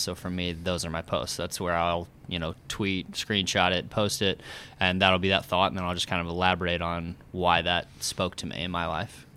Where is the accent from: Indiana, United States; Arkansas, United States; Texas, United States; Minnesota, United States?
Indiana, United States; Oakland City; moved away as an adult; also born or lived in Bloomington, Indiana; now in Indianapolis, United States; I'm from Oakland City